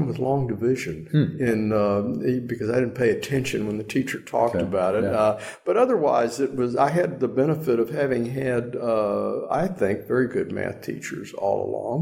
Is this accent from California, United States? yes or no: no; Austin, Texas, United States; also born or lived in Washington, D.C.; we moved to Texas probably when I was about a year and a half old because my mother had actually grown up there after coming to the States